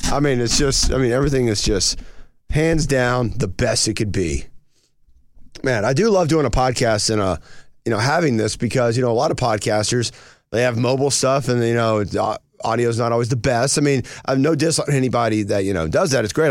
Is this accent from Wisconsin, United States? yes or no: no; North Georgia, United States; I grew up in North Georgia